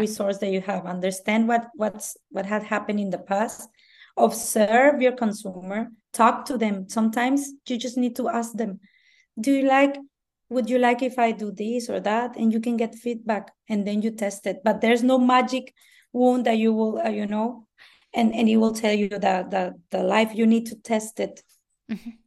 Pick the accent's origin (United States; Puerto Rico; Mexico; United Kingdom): Mexico; first language Spanish; English is a second language; I'm Mexican. English is my second language.